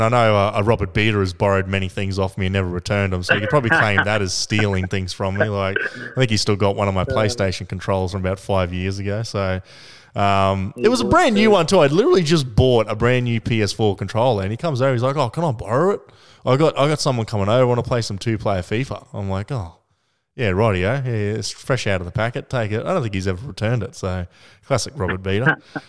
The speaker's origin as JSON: {"language": "English", "country": "Australia", "said": "It's part of being Australian, mate."}